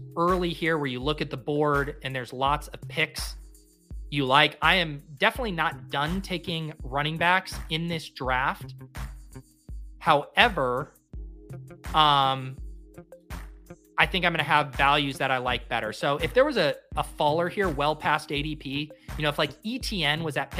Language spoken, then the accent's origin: English; Colorado, United States; moved away as an adult; also born or lived in San Diego / East Coast; growing up in Colorado, like Red Lobster as a kid is what I thought of as seafood